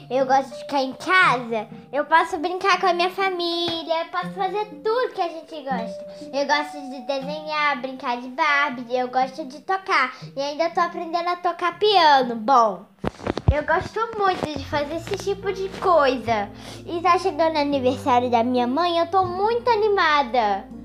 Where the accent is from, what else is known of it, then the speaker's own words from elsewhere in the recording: Rio de Janeiro, Brazil; eu sou do, do Rio de Janeiro.